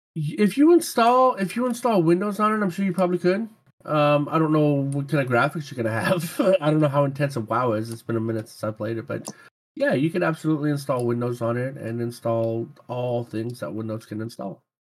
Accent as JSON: {"language": "English", "region": "Louisiana", "country": "United States", "tie": "born or raised there", "moved": "yes", "said": "I grew up in Louisiana and I actually used to hunt gators with my grandpa"}